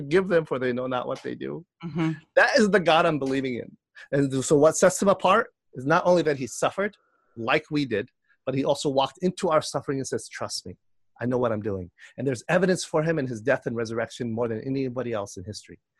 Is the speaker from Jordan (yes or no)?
yes; Jordan; now in Chicago, United States; I'm from Jordan. I'm born in Jordan.